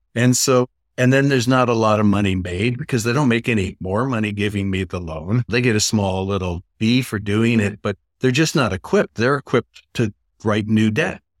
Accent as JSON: {"language": "English", "town": "Niagara Falls", "region": "Ontario", "country": "Canada", "also_born_or_lived": "New York / Los Angeles", "moved": "yes", "said": "I'm originally from Niagara Falls, Canada"}